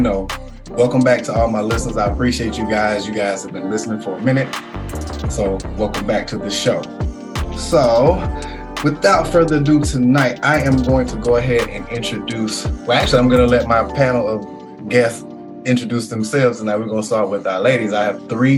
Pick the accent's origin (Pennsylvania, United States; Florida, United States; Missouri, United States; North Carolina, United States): North Carolina, United States; Concord; someone from my hometown that I came up with, Miss Xavier Still McCray